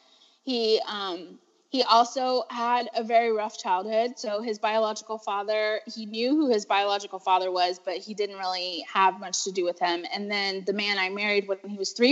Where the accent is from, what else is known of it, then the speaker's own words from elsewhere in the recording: Texas, United States; I was born and raised in Texas